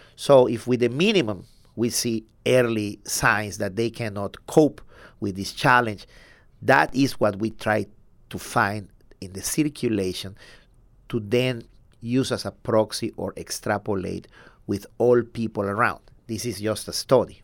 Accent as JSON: {"language": "English", "region": "southern Mexico", "country": "Mexico", "moved": "yes", "lives_now": "San Antonio, United States", "said": "I'm from Mexico, the south of Mexico."}